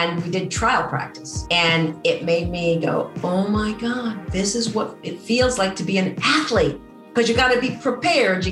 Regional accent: Storrs, Connecticut, United States; also born or lived in California; we grew up in Storrs, Connecticut

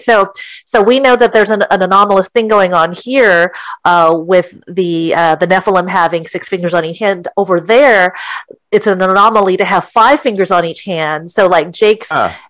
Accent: California, United States; moved away as an adult; also born or lived in Artesia; now in Florida, United States; I'm originally from California, but my husband and I moved to Florida in 2006

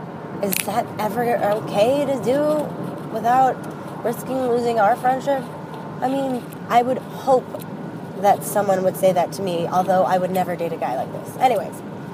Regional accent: Chicago, Illinois, United States; I am 33 from Chicago.

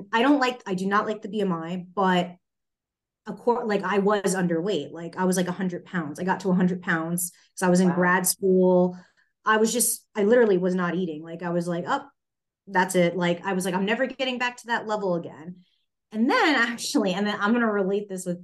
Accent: New York, United States; moved away; I'm originally from New York.

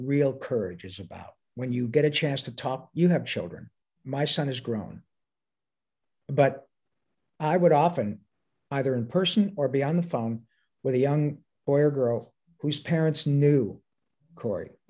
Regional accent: Detroit, Michigan, United States; moved away; my hometown

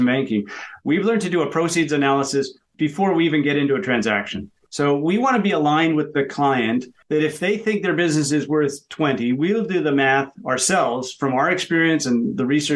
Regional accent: Canada; being Canadian, we've got a .ca.

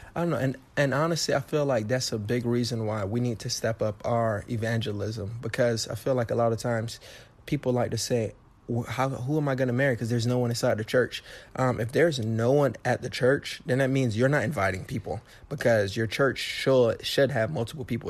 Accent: Miami, Florida, United States; I was born and raised in Miami

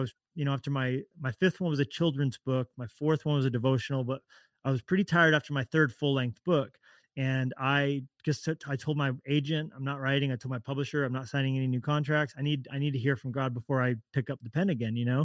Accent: Colorado, United States; also born or lived in Orange County, California; now in Montana, United States; I'm from Colorado originally

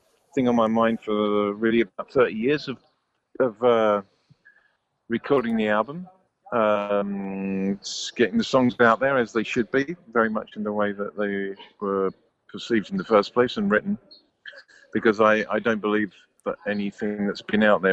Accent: United Kingdom; I'm the British one

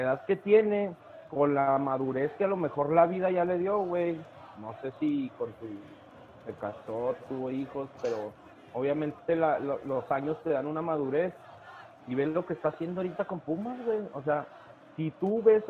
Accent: Mexico; la cultura como mexicanos que tenemos

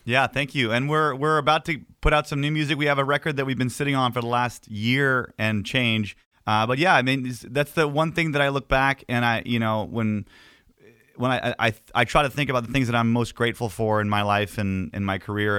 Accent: Canada; as a Canadian

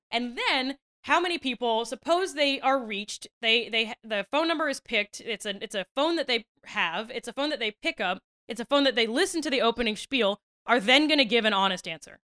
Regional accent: Western Maryland, United States; I'm from Western Maryland, which is of, like, eh, I'm from a very conservative county in a blue state

